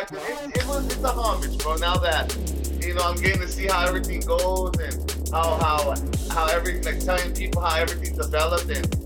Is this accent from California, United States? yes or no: yes; Los Angeles, California, United States; cause I grew up uh, like I grew up in East LA area.